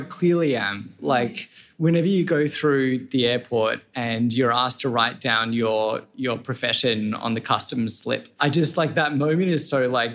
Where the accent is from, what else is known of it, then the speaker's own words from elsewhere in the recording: Sydney, New South Wales, Australia; moved away as an adult; also born or lived in Boston / Denmark; I'm Australian, born in Sydney.